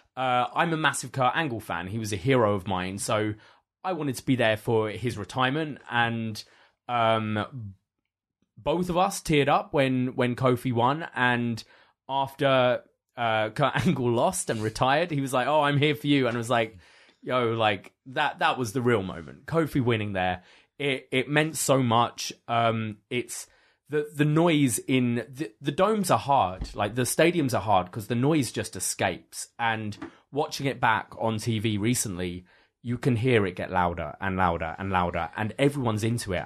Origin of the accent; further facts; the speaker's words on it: United Kingdom; now in Canada; being a Brit living in Canada